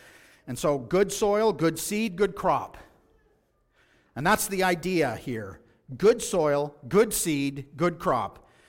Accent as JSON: {"language": "English", "region": "Texas", "country": "United States", "tie": "born or raised there", "said": "I remember as a child growing up in West Texas, many a day were spent in the field hoeing weeds."}